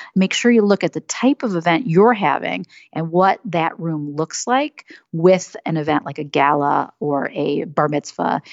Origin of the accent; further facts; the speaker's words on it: Madison, Wisconsin, United States; moved away as an adult; also born or lived in Michigan; now in Chicago, United States; I grew up in Madison, Wisconsin, and moved to Chicago after University of Michigan, so Midwesterner